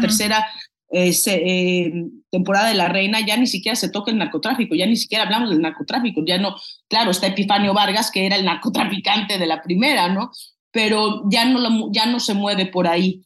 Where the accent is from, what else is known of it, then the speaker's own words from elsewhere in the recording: Mexico; now in United States; somos los, los mexicanos